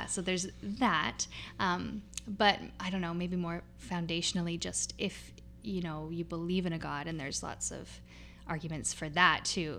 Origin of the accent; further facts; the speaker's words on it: North Vancouver, British Columbia, Canada; I grew up mostly in Deep Cove